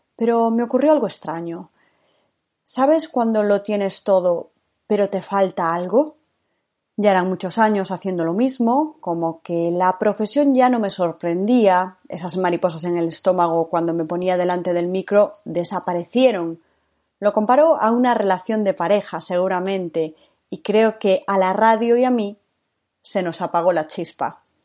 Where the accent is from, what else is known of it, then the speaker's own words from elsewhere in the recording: Galicia, Spain; moved away as an adult; also born or lived in Madrid; Nací en Galicia, donde viví hasta los 18 años.